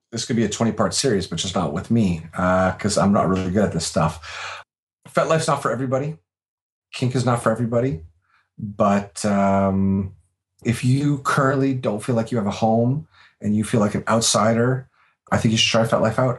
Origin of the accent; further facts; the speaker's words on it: Canada; I'm Canadian. I live in Canada